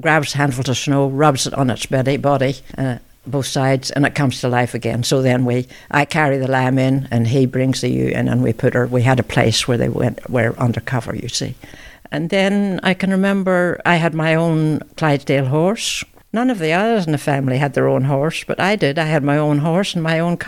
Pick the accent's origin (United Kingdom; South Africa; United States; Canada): United Kingdom; Ballymena, Northern Ireland; moved away as an adult; also born or lived in central Victoria, Australia; now in Victoria, Australia; I was born in Ballymena, Northern Ireland, in October 1936